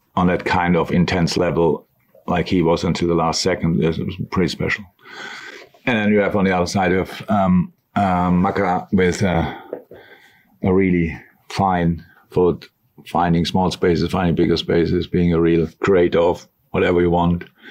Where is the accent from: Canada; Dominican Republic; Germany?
Germany; moved away as an adult; now in Liverpool, United Kingdom; I am from Germany